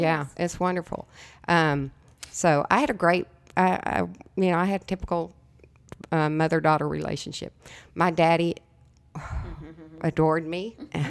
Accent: El Paso, Texas, United States; born there; I was born in El Paso, Texas.

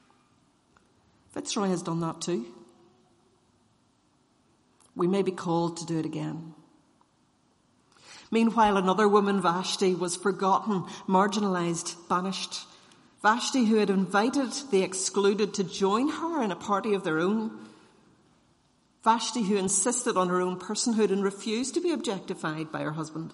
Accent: Northern Ireland, United Kingdom; as Irish Presbyterians

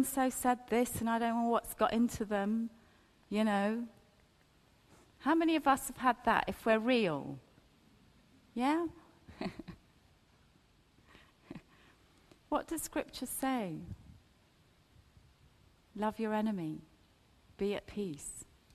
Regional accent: Ethiopia; now in United Kingdom; I've got a British passport. I was born in Ethiopia.

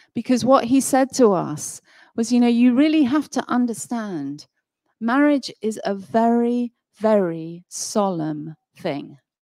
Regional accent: Nottingham, East Midlands, United Kingdom; moved away; I come from Nottingham originally. I haven't lived there for many, many years

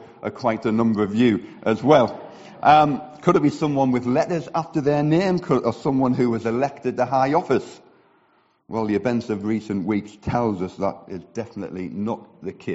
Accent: the north of England, United Kingdom; accent: northern regional; now in Billericay, United Kingdom; my northern regional accent

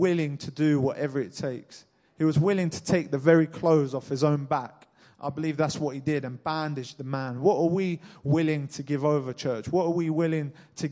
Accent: Cambridge, East of England, United Kingdom; I was born in Cambridge, just like you guys

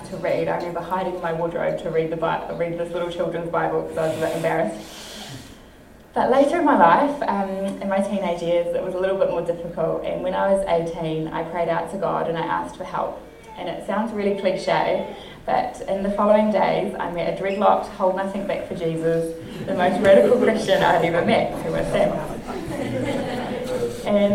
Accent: Whitby, Wellington, New Zealand; I grew up in Whitby, nearby here, all my life until I was 22.

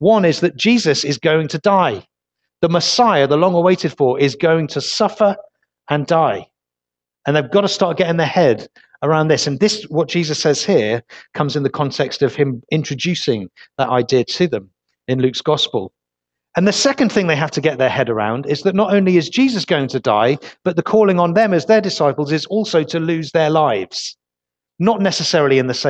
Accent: Leicester, East Midlands, United Kingdom; now in Weymouth, United Kingdom; Originally, I'm not from Weymouth. I'm from Leicester

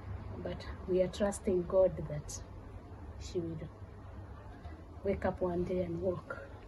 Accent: Kenya; moved away; from Kenya.

